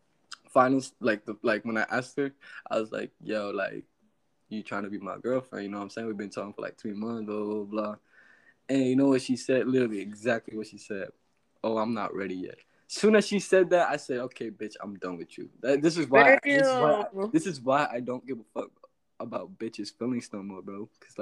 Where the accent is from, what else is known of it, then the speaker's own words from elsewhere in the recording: the South, United States; Trust me. I'm from the South.